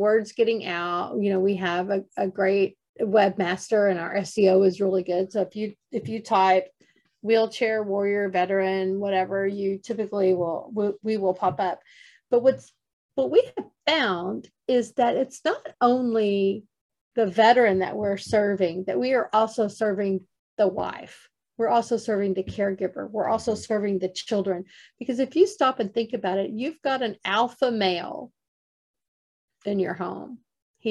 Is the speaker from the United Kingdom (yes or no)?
no; Texas, United States; I'm a Texas girl